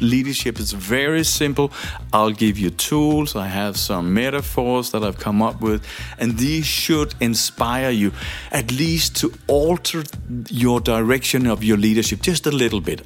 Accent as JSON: {"language": "English", "country": "Denmark", "said": "I'm from Denmark"}